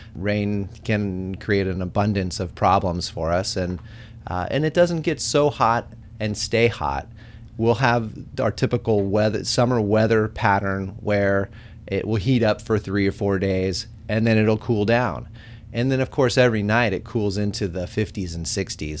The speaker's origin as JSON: {"language": "English", "area": "Bay Area", "region": "California", "country": "United States", "tie": "born or raised there", "said": "I grew up in the Bay Area"}